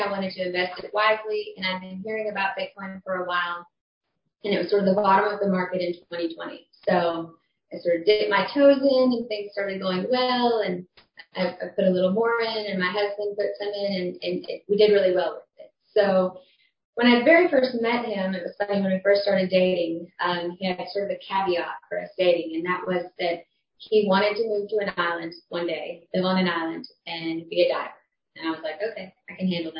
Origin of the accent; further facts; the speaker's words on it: Texas, United States; also born or lived in Oklahoma; now in Roatan, Honduras; Originally from Texas